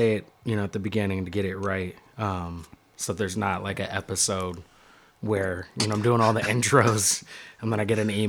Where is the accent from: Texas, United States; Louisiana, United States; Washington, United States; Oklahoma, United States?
Washington, United States; Seattle; now in New York, United States; my hometown, Seattle?